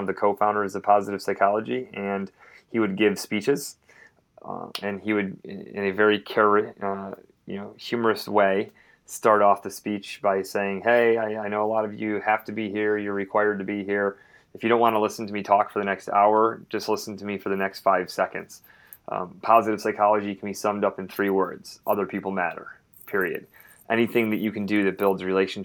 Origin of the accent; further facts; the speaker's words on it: Syracuse, New York, United States; moved away as an adult; also born or lived in West Point, New York / Texas / North Carolina / Arizona; I was born and raised in Syracuse, New York